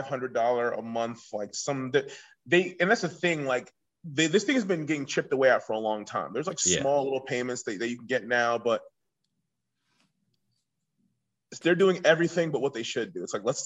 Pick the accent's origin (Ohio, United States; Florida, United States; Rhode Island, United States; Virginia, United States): Virginia, United States; Virginia Beach; I grew up in Virginia Beach, Virginia